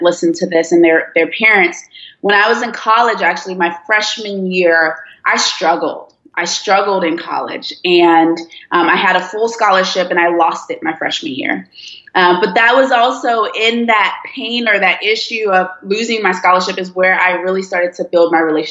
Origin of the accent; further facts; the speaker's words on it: D.C. and Maryland, United States; English is a second language; also born or lived in Nigeria / Washington, D.C.; now in Georgia, United States; I went to elementary school in D.C. and then went to middle school and high school in Maryland.